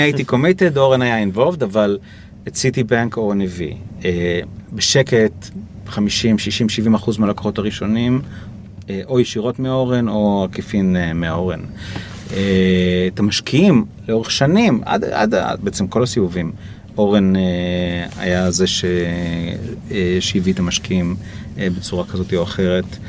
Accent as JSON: {"language": "Hebrew", "country": "Israel", "said": "אני מישראל"}